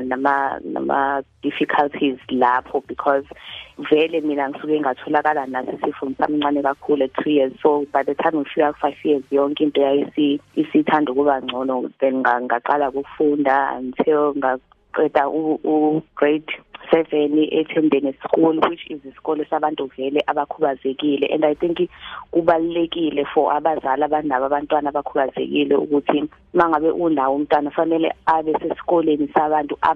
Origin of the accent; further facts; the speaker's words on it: Hammarsdale, KwaZulu-Natal, South Africa; also born or lived in Johannesburg, South Africa; um ngina 36 years old eh ngizalelwe khona la eHammersdale